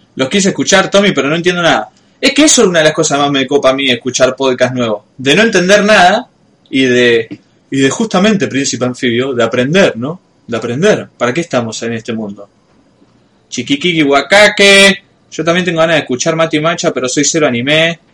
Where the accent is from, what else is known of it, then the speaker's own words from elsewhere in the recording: Rosario, Santa Fe, Argentina; como rosarino no lo escuchamos. Pero supuestamente no pronunciamos las S al final